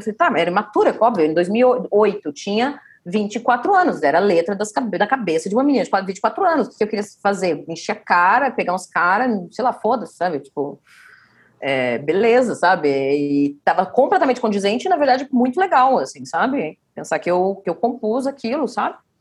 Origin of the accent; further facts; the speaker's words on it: Curitiba, Paraná, Brazil; a gente é de Curitiba